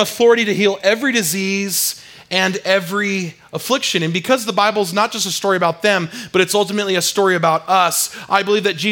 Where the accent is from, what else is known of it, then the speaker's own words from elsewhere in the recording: San Diego, California, United States; I grew up in San Diego, California, and I swam a lot